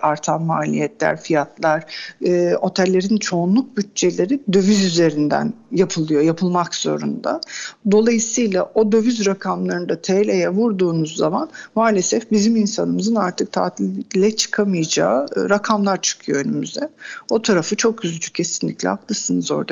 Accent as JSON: {"language": "Turkish", "town": "Kuşadası", "region": "Aydın", "country": "Turkey", "tie": "born or raised there", "said": "Ben Kuşadası doğumluyum."}